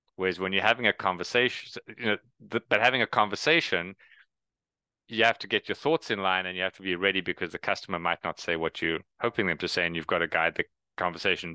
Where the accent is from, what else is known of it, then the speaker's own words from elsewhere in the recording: South Africa; moved away; also born or lived in Canada; I am originally from South Africa, which is why I have the accent and no one else does